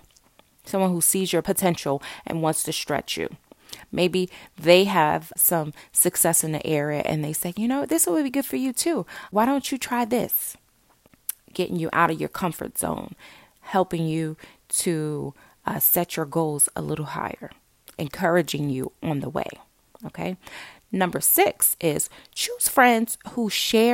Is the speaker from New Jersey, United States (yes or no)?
yes; Newark, New Jersey, United States; I grew up in Newark, New Jersey